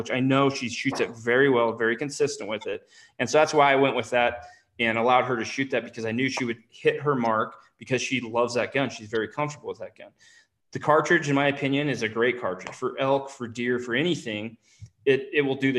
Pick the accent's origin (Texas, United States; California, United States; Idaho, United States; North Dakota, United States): Idaho, United States; I'm from Idaho